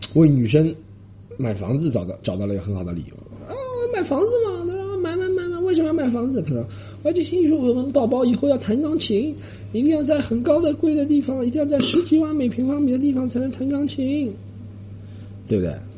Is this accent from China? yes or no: yes; Shanghai, China; moved away as an adult; also born or lived in Australia / United States; 咱们上海人编出来的